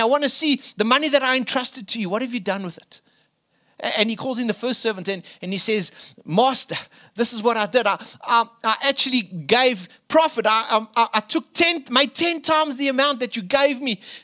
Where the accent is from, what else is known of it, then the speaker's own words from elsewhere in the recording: Springs, Gauteng, South Africa; I was born in Eastvale, proper place there, other side Springs.